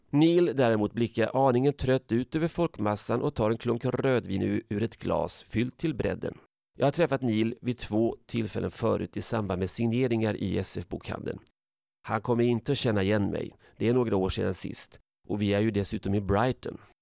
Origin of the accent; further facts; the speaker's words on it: Sweden; jag är från Sverige